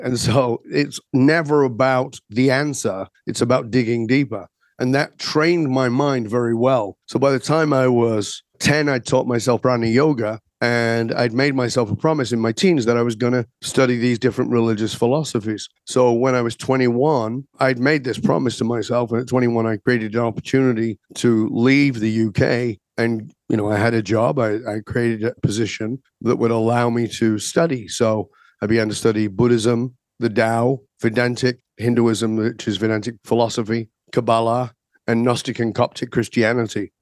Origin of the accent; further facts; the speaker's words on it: the north of England, United Kingdom; I was born in Northern England and very working class, industrial kind of place